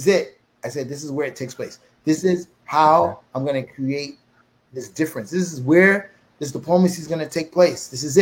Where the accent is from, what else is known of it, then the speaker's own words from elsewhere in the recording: United States; I'm American.